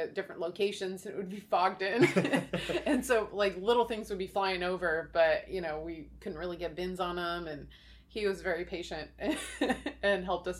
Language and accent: English; Oregon, United States; also born or lived in Florida; we're from America. We're from Oregon or United States